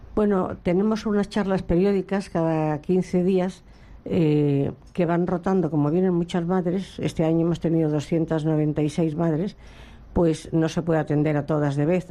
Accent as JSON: {"language": "Spanish", "town": "Madrid", "region": "Community of Madrid", "country": "Spain", "moved": "as an adult", "lives_now": "Seville, Spain", "said": "soy de Madrid."}